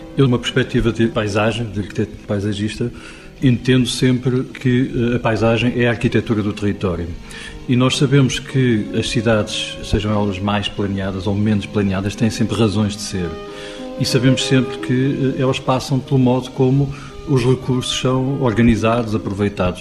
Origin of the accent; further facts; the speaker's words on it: Portugal; nós, enquanto portugueses